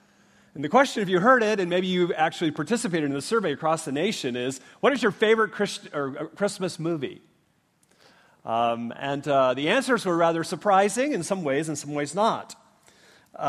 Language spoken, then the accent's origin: English; Minnesota, United States; now in Leawood, United States; I grew up in Minnesota